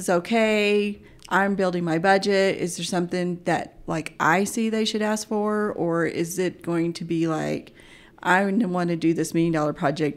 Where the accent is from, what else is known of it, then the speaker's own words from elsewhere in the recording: Oklahoma, United States; moved away as an adult; also born or lived in Anchorage, Alaska; now in Mountain Home, United States; I would spend summers in, uh, Anchorage and, and school years in Oklahoma